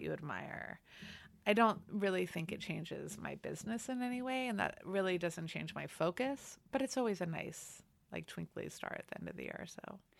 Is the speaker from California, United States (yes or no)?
yes; Los Angeles, California, United States; I'm from L A. I grew up in Los Angeles.